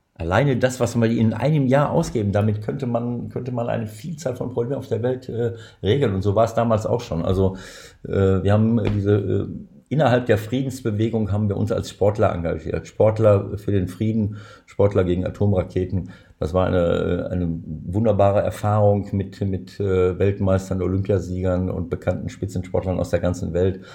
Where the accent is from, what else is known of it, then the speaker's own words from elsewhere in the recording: Germany; hier bei uns in Deutschland